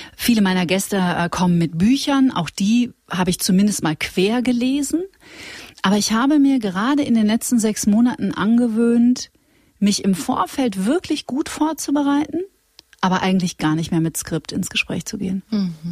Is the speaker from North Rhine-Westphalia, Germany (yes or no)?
yes; Witten, North Rhine-Westphalia, Germany; wir sind ja beide aus Nordrhein-Westfalen auch ja. äh, und ich äh, bin in Witten zur Schule gegangen, das ist in der Nähe von Dortmund